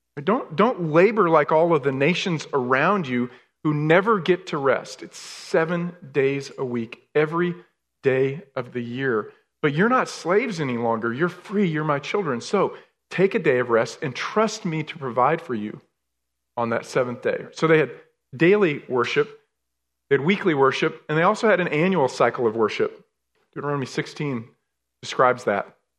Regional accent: New York, United States; moved away; I was raised in New York, right? So I love the cold weather

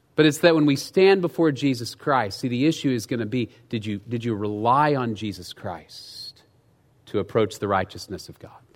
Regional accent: United States; as Americans

